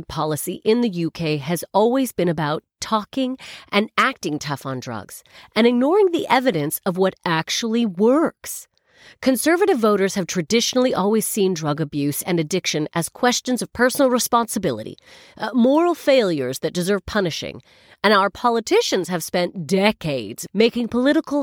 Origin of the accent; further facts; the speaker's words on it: Canada; now in United Kingdom; I'm Canadian